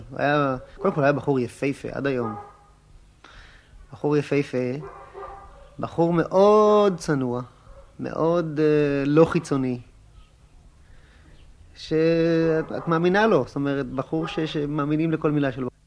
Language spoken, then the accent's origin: Hebrew; Pardes Hanna, Haifa District, Israel; also born or lived in Mishmarot; אני נולדתי בקיבוץ משמרות, אבל אה, כבר בילדותי עברתי לפרדס חנה, כך שאני לא יכול להגיד שהכרתי אותו מההריסה.